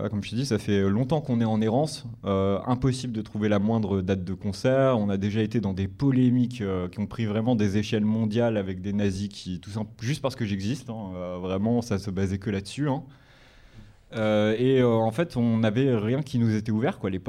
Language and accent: French; Île-de-France, France; euh, on est de région parisienne. Après, j'ai vécu un peu partout, euh, pour être honnête. Mais là, actuellement, j'habite à Paris.